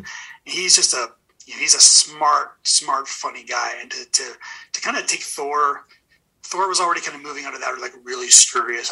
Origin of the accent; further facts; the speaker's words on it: Edmonton, Alberta, Canada; I'm from Edmonton